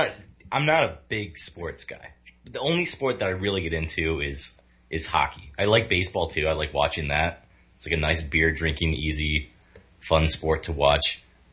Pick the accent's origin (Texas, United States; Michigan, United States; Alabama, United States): Michigan, United States; Grand Rapids; I'm from Michigan, Grand Rapids specifically, so I'm at the home of the Calder Cup right now